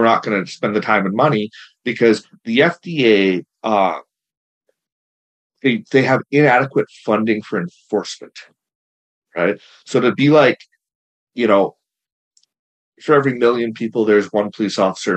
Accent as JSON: {"language": "English", "country": "Canada", "said": "I'm not American, I'm Canadian"}